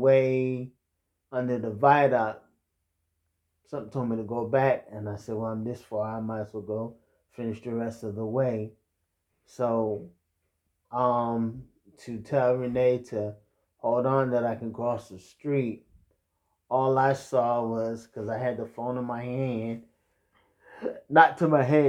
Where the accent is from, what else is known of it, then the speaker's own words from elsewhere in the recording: Martinsburg, West Virginia, United States; my hometown, yes, which was Martinsburg